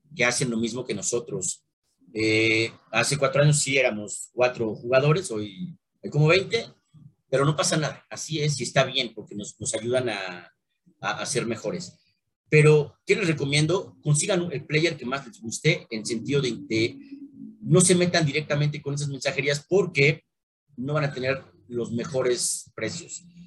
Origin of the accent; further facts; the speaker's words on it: Mexico; soy mexicano y amo mi país